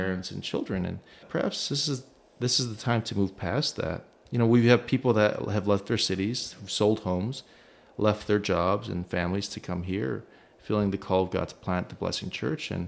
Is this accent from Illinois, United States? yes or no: yes; Chicago, Illinois, United States; moved away as an adult; also born or lived in Los Angeles / Korea; now in Dallas, United States; growing up in Chicago